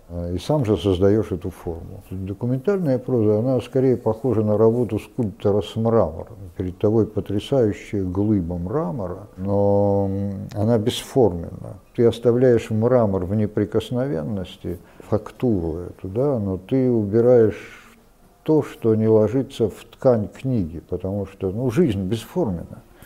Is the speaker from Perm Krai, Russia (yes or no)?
yes; Perm, Perm Krai, Russia; moved away; also born or lived in Transbaikalia; Я родом из Перми